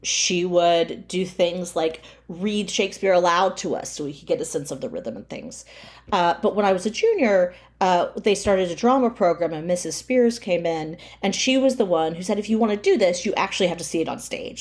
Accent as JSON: {"language": "English", "area": "near Tallahassee", "region": "rural North Florida", "country": "United States", "tie": "born or raised there", "said": "I grew up near Tallahassee, Florida, in rural North Florida"}